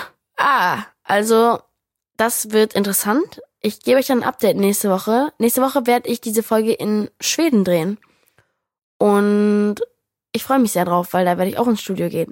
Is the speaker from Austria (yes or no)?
no; United States; moved away; also born or lived in New York; ich Amerikanerin bin